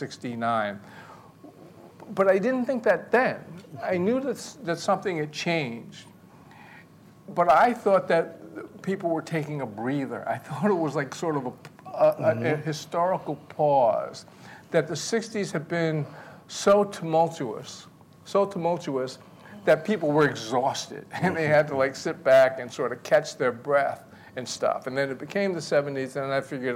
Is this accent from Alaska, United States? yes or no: no; Montclair, New Jersey, United States; my sister and I grew up in Montclair